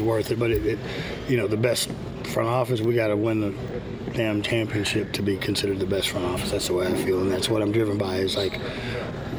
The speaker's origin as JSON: {"language": "English", "town": "Houston", "region": "Texas", "country": "United States", "tie": "born or raised there", "said": "I grew up in Houston, so growing up in Houston, we hated the Cowboys"}